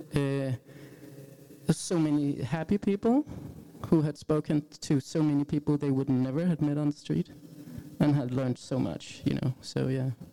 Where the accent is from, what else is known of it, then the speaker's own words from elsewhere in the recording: Jutland, Denmark; English is a second language; I'm from Jutland